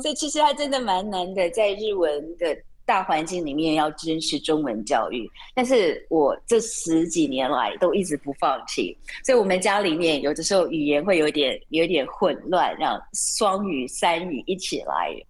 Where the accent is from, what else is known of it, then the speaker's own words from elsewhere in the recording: Taiwan; moved away as an adult; now in Japan; 我是从台湾来的，我们早餐都在外面买的